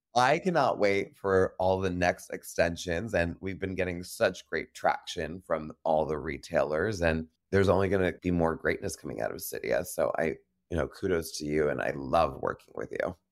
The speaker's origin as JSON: {"language": "English", "town": "New York City", "region": "New York", "country": "United States", "moved": "yes", "lives_now": "Los Angeles, United States", "said": "I'm a New Yorker, and I want my New York sensibility"}